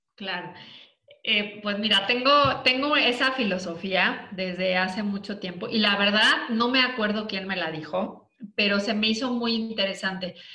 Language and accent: Spanish; Mexico; yo soy mexicana